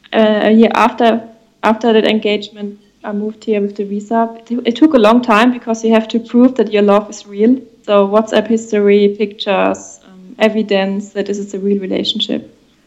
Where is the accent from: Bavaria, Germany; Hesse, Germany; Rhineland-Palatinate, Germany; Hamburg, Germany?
Rhineland-Palatinate, Germany; English is a second language; moved away as an adult; also born or lived in Berlin, Germany; now in Charleston, United States; I'm from the south. I don't know if you heard of Rheinland-Pfalz, the Rhine area.